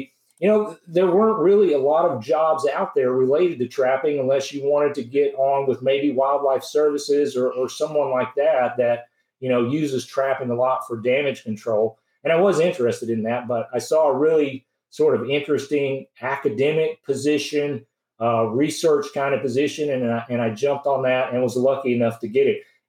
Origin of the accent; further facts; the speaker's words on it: Franklin, Tennessee, United States; I grew up near Franklin, Tennessee, which is south of Nashville